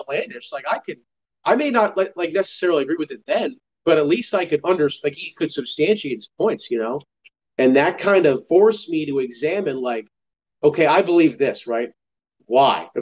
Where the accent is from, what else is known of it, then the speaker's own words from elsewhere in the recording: Denver, Colorado, United States; I grew up in Colorado, right? In kind of the suburbs of Denver.